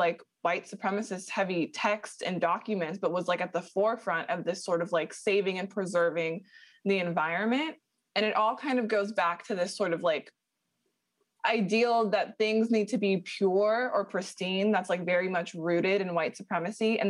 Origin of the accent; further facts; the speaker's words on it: Southern California, United States; I grew up in Southern California. I've lived here essentially my whole life